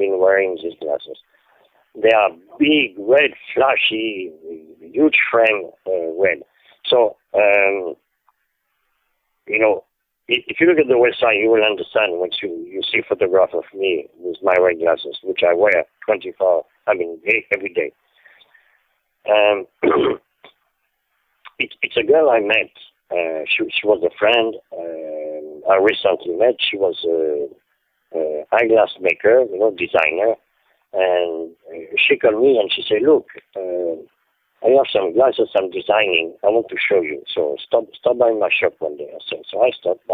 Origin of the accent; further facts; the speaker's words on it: Paris, Île-de-France, France; English is a second language; moved away as an adult; now in New York, United States; I was born in 1946 in Paris